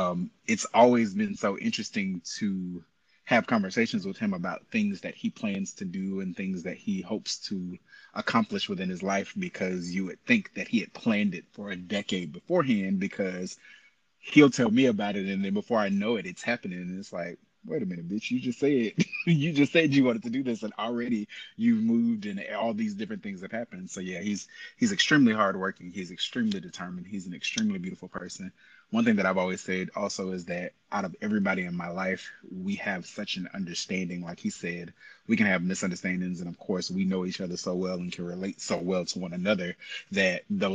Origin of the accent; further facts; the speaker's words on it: Tallahassee, Florida, United States; also born or lived in Memphis; I'm originally from Tallahassee, Florida. Family was military. We moved around quite a bit. Eventually, we landed in Memphis. I spent most of high school in Memphis.